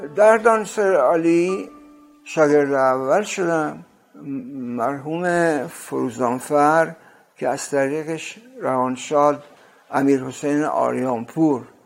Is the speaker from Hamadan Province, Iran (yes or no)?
no; Rasht, Gilan, Iran; moved away; also born or lived in Tehran / New York; در سال 1318 در رشت به دنیا اومدم یک شب برفی بود